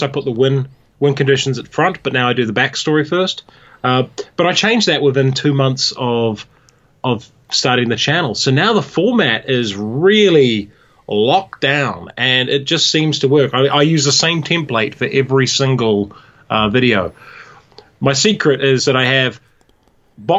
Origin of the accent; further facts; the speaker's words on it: Hamilton, Waikato, New Zealand; also born or lived in New York, United States; I was born in Hamilton, in the Waikato